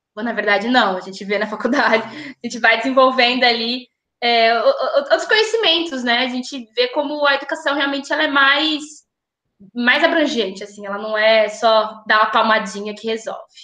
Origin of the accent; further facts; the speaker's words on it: São Paulo, Brazil; moved away as an adult; also born or lived in São Carlos; me criei em São Paulo